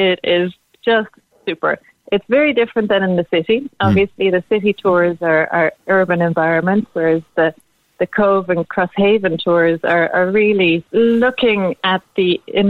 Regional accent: Amsterdam, North Holland, Netherlands; now in Cork, Ireland; I'm from Amsterdam originally in the Netherlands, and we are very used to being on the water in the Netherlands, you know, and it's something that you grow up

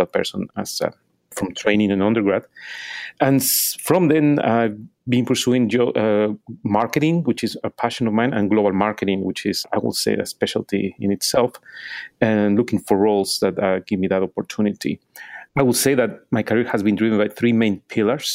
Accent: Mexico City, Mexico; moved away as an adult; also born or lived in Austin, Texas, United States / Venezuela; now in New York City, United States; I'm from Mexico City

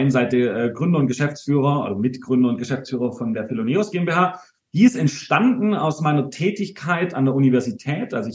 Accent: Baden-Württemberg, Germany; Äh, ich bin geborener Schwabe.

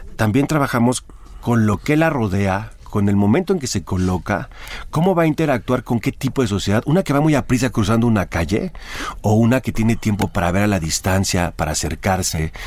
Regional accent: Jalisco, Mexico; Y en Jalisco fue interesante porque Tú conoces muy bien mi tierra

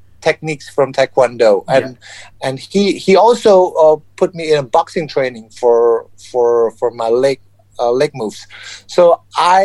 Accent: South Sumatra, Indonesia; I'm Chinese descent, born and raised in Indonesia

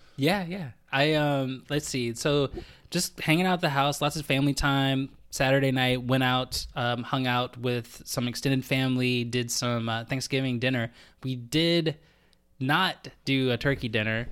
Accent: United States; moved away as an adult; now in Canada; me as an American.

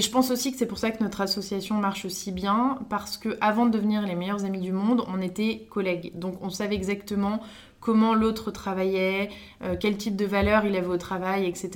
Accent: France; also born or lived in Stockholm, Sweden; je suis née à Stockholm. Je suis arrivée en France quand j'avais 3 ans

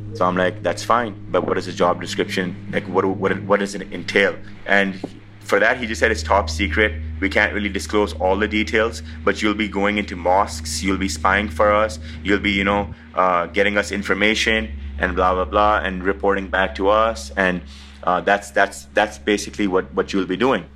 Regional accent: Pakistan; I'm a visitor from Pakistan.

